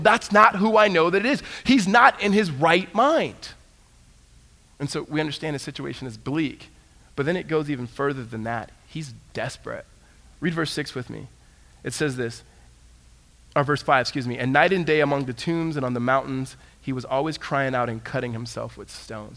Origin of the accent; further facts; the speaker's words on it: Southern California, United States; I grew up in Southern California